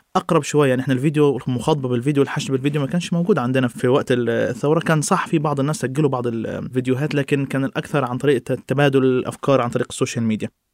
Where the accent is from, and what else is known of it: Egypt